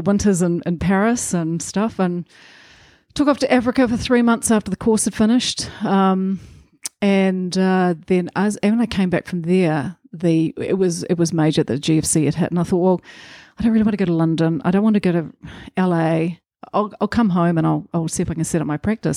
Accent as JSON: {"language": "English", "town": "Rotorua", "region": "Bay of Plenty", "country": "New Zealand", "tie": "born or raised there", "said": "so I'm a Rotorua girl. I grew up in Rotorua."}